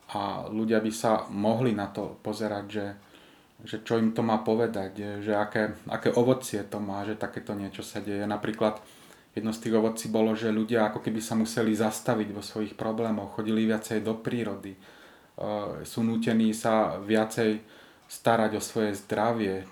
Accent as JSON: {"language": "Slovak", "country": "Slovakia", "said": "pochádzam zo Slovenska"}